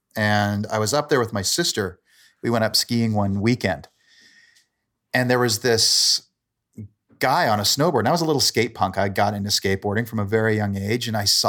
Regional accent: Calgary, Alberta, Canada; also born or lived in Port Moody; I'm from Calgary. I grew up for my younger years in a suburb of Vancouver called Port Moody.

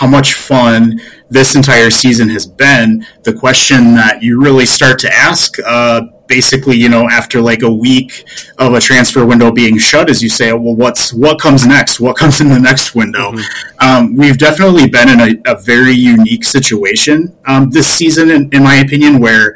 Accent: Midwest, United States; especially for me as a Midwesterner

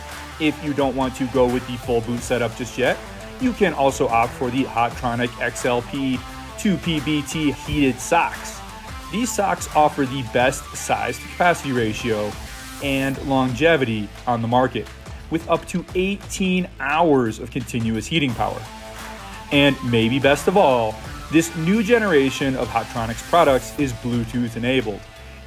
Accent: Michigan, United States; moved away; I grew up in Michigan

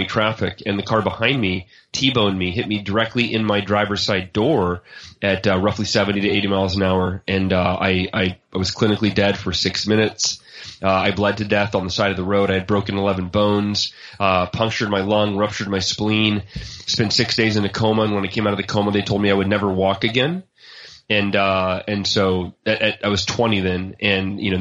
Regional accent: Oakhurst, California, United States; now in Austin, United States; I grew up in Oakhurst, California, which is a small mountain town near Yosemite National Park up in Northern California

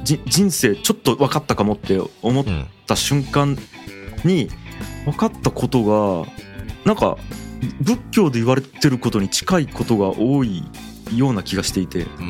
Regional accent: Fukuoka, Japan; 僕地元福岡なんで

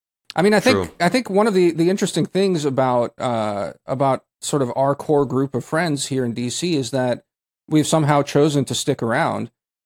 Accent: Zadar, Zadar County, Croatia; but you know, I also like my hometown of Zadar, where you know, they have a home.

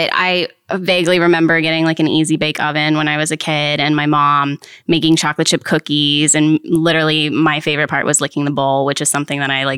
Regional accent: Haymarket, Virginia, United States; I grew up in Haymarket area

